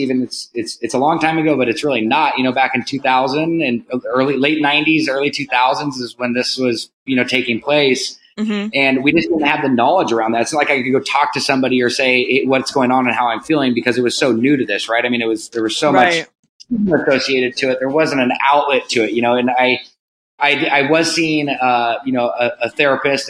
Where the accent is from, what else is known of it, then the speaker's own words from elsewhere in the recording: Laguna Beach, California, United States; grew up in Laguna Beach, California. Born and raised, you know, a Southern California boy